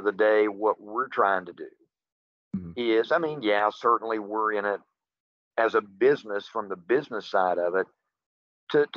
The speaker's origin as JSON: {"language": "English", "town": "Hico", "region": "West Virginia", "country": "United States", "tie": "born or raised there", "also_born_or_lived": "Beckley, West Virginia / Charleston, West Virginia", "lives_now": "Randolph County, West Virginia, United States", "said": "I was born, raised, and lived in HICO, about 3 miles from Midland Trail High School"}